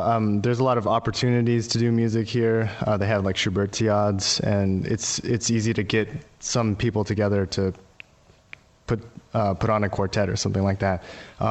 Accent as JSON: {"language": "English", "town": "Houston", "region": "Texas", "country": "United States", "moved": "as an adult", "lives_now": "Santa Paula, United States", "said": "Houston, Texas."}